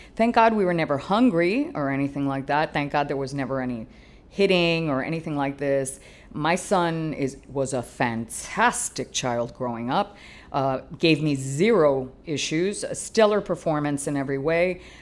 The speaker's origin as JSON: {"language": "English", "country": "Canada", "tie": "born or raised there", "moved": "yes", "lives_now": "Miami, United States", "said": "I'm a Miami girl. As much as I, I grew up in Canada, I have roots here that are long"}